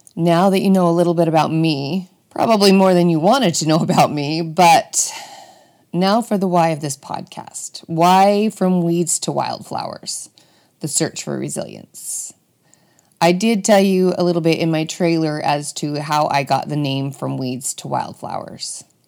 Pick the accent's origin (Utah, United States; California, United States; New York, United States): Utah, United States; Bountiful; I was born and raised in Bountiful, Utah